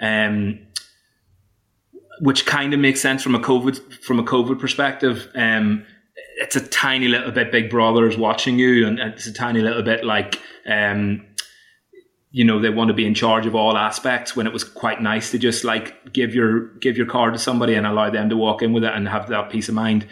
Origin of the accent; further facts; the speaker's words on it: Ireland; moved away; as an Irishman, I have to go home at Christmas